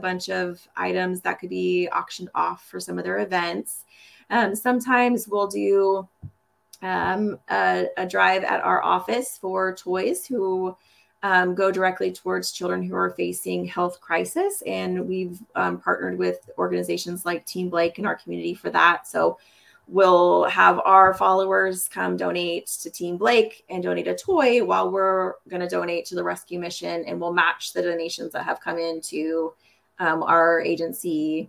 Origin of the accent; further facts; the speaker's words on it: Topeka, Kansas, United States; also born or lived in Wisconsin / Montana / California; from Topeka, Kansas. I've been a Kansas girl most of my life, but Topeka is home, but we've also lived in Wisconsin, Montana, and California